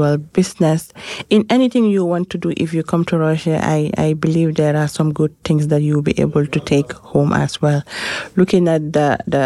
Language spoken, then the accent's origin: English; Gambia; from the Gambia